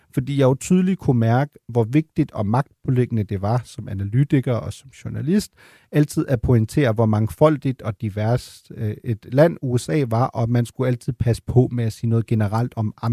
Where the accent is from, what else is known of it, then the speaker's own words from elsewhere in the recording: Germany; Danish is a second language; jeg kommer fra Tyskland, og som så siger til mig, om jeg ikke skammer mig over at være tysk.